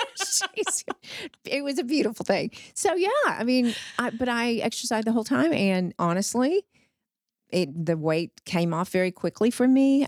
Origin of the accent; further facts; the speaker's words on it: Wortham, Texas, United States; moved away as an adult; also born or lived in Austin; now in Fort Worth, United States; I grew up in Wortham, which is, but, oh gosh, it's It's, it's in the tri-county area, Freestone County, halfway between Houston and Dallas